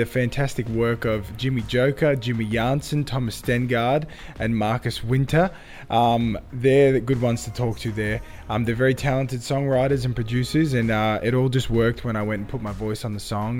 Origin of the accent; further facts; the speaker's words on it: Sydney, New South Wales, Australia; So I was born and raised in Sydney, Australia, but my roots are from Cyprus.